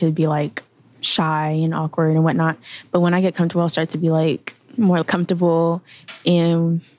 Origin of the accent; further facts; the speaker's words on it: LIJ, New York, United States; I was born in LIJ.